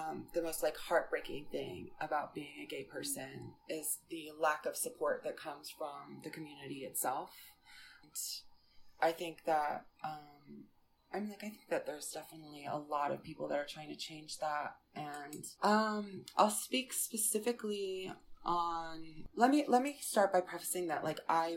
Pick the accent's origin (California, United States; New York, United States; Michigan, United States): New York, United States; Westchester; moved away as an adult; also born or lived in Florida; growing up in Westchester, New York, I had a really supportive family, and my high school was supportive.